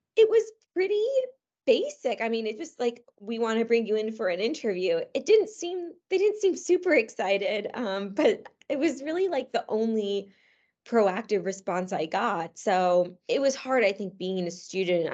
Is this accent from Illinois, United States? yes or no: no; Cheshire, Connecticut, United States; moved away as an adult; also born or lived in New York; I grew up in Cheshire, Connecticut, which is, um, a fairly small town in central Connecticut